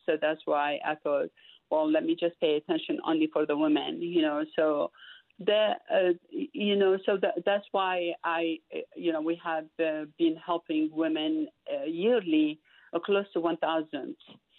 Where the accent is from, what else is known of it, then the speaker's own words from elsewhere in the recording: Baghdad, Baghdad Governorate, Iraq; now in United States; I'm originally from Iraq, Baghdad.